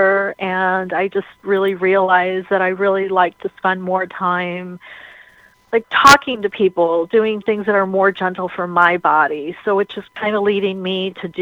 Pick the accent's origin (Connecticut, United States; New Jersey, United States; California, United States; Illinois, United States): Illinois, United States; Chicago; I was born here in Chicago on Chicago's birthday, and I'm a twin